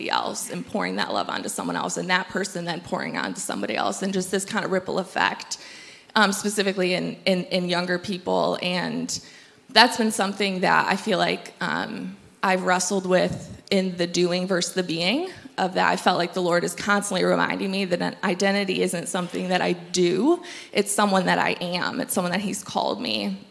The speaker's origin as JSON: {"language": "English", "region": "Michigan", "country": "United States", "moved": "as an adult", "lives_now": "Tri-Cities, United States", "said": "We are from Michigan"}